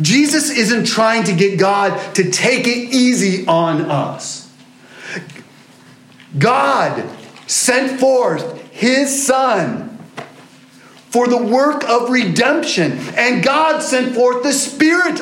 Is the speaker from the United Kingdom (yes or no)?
yes; England, United Kingdom; as an English person